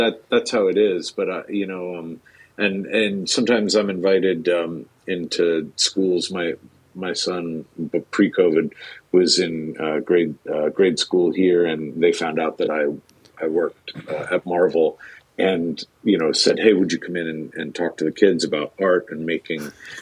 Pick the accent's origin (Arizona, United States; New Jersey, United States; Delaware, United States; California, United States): New Jersey, United States; moved away as an adult; also born or lived in New York / Boston; raised in Jersey